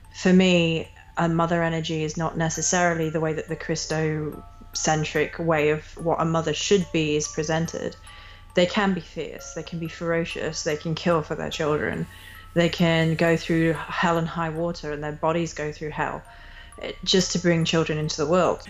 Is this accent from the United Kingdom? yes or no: yes; England, United Kingdom; I grew up in England